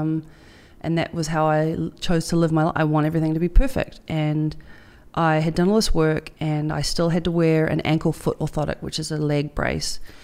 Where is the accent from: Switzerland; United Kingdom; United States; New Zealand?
New Zealand; I'm, I'm proud as a Kiwi girl